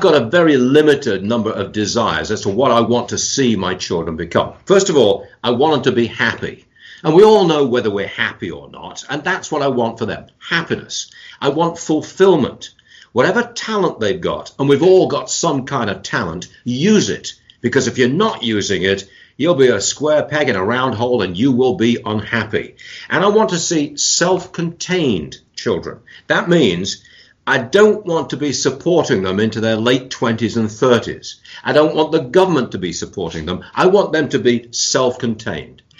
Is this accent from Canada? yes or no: no; England, United Kingdom; moved away as an adult; now in United States; born and raised in England, came to America in the early 1970s as a married man